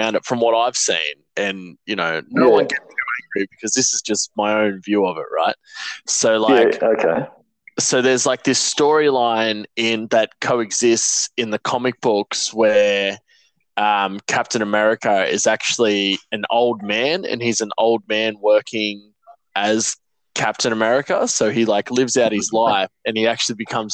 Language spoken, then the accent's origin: English; Australia; we're Aussie